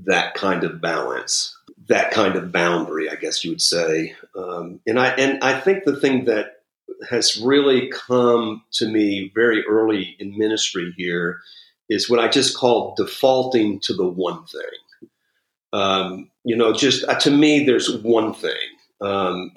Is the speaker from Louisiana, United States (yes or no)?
yes; New Orleans, Louisiana, United States; moved away as an adult; also born or lived in Houston; I'm from New Orleans, did youth ministry in Houston